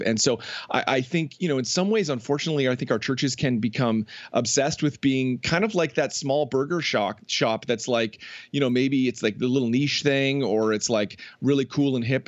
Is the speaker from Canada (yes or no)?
yes; just outside of Toronto, Ontario, Canada; moved away as an adult; also born or lived in New Jersey; I grew up just outside of Toronto